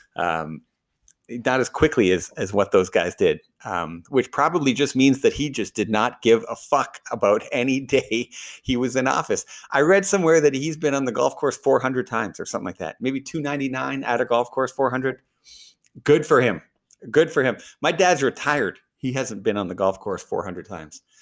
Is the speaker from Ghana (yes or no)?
no; Canada; I'm Canadian.